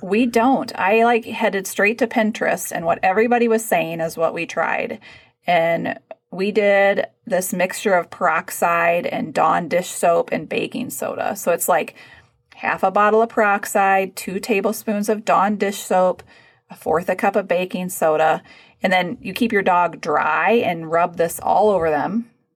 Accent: Texas, United States; moved away; growing up in Texas

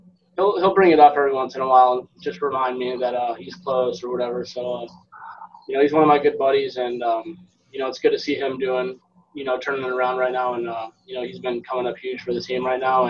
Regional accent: Florida, United States; I'm from Florida, so I know I've experienced them

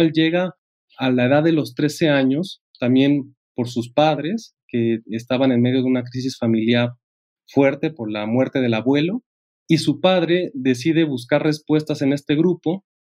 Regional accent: Mexico; como mexicanos

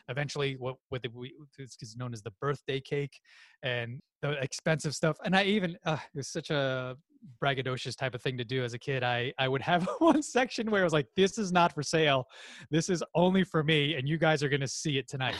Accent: New York, United States; my family's from the Philippines, I was born and raised in New York

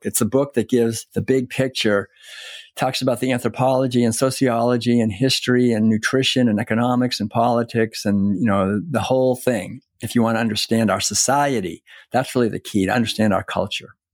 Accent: Concord, Massachusetts, United States; moved away as an adult; I was born and raised in Concord, Massachusetts

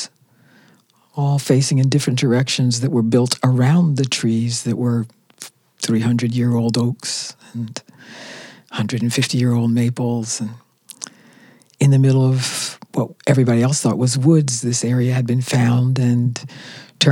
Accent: Philadelphia, Pennsylvania, United States; we all lived together with my grandmother in Philadelphia

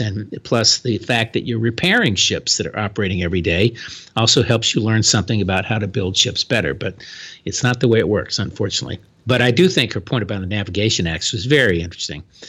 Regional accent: Florida, United States; my home state, the Florida

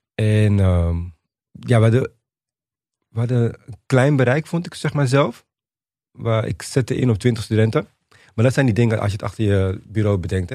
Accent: Suriname; now in Netherlands; ik ben in Suriname geboren

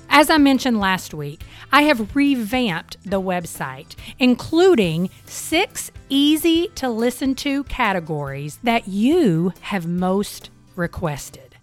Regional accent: Eastern Kentucky, United States; I grew up in Eastern Kentucky

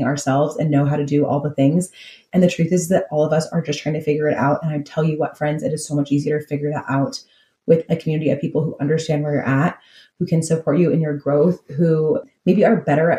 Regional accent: California, United States; I'm from California

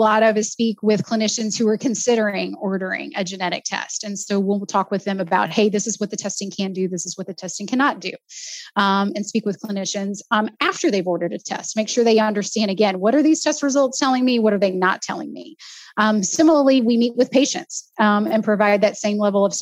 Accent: Southeast Texas, United States; I grew up in Texas. I grew up in a small town in Southeast Texas

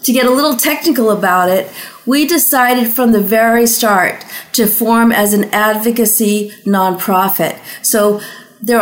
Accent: Massachusetts, United States; Massachusetts, which is my home state

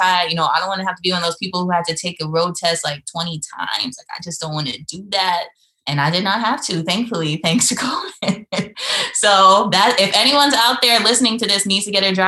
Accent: New York, United States; moved away as an adult; now in North Carolina, United States; I'm from New York, but I currently live, you know, in North Carolina

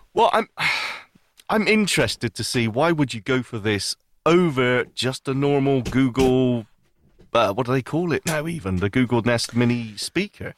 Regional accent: the north of the UK, the north of England, United Kingdom; I'm British

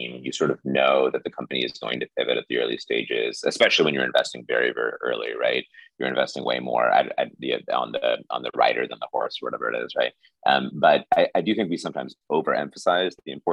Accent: Indianapolis, Indiana, United States; also born or lived in New York; I grew up in Indiana. My township in Indianapolis was 99.97% white

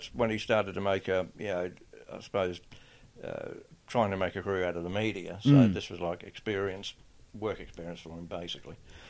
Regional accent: Adelaide, South Australia, Australia; born or raised there

